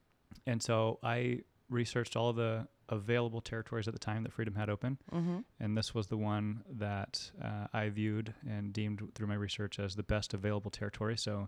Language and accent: English; Orlando, Florida, United States; now in Houston, United States; From Orlando, Florida.